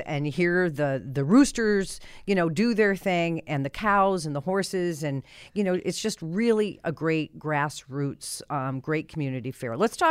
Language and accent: English; Iowa, United States; now in Connecticut, United States; Because I grew up in Iowa, right?